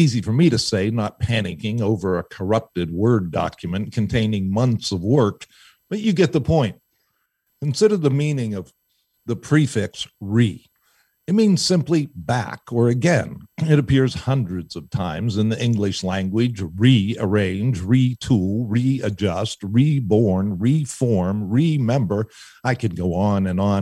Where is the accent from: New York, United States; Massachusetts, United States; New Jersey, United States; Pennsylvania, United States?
Pennsylvania, United States; Pittsburgh; I'm from Pittsburgh